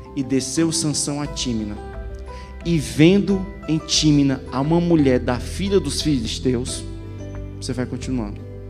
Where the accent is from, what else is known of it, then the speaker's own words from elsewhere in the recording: Ceará, Brazil; moved away; Eu sou cearense, nasci no Ceará, tive uma, tive, tive quase todo o meu ministério no Ceará